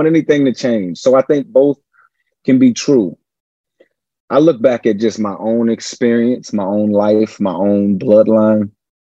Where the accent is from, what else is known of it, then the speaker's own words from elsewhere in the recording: Richmond, Virginia, United States; I'm from Richmond, Virginia, the old capital of the Confederacy.